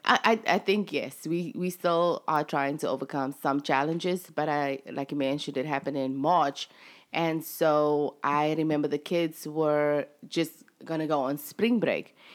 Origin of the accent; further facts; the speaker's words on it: South Africa; moved away as an adult; now in United States; I'm actually South African. um, from South Africa